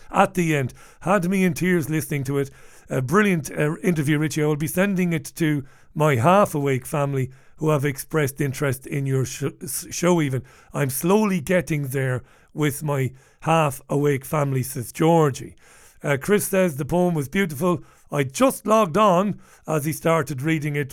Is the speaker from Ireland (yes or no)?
yes; Ireland; me being an Irish guy